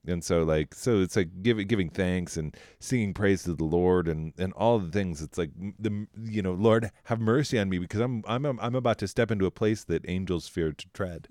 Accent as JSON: {"language": "English", "town": "Denver", "region": "Colorado", "country": "United States", "tie": "born or raised there", "said": "I was raised in Denver"}